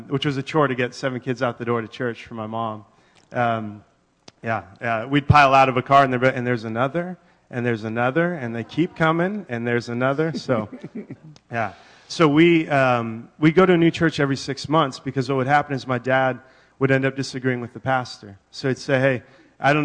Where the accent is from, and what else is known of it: Yakima, Washington, United States; born or raised there; moved away as an adult; also born or lived in San Diego, California / Wenatchee, Washington / Redmond, Washington; now in Bellevue, United States